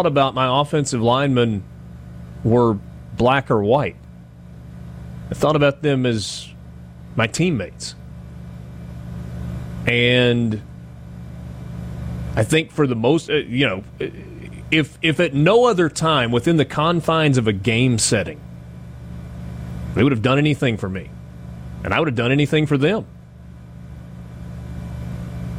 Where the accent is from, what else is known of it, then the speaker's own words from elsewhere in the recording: Oxford, Mississippi, United States; I grew up here in Oxford. I went to Oxford High School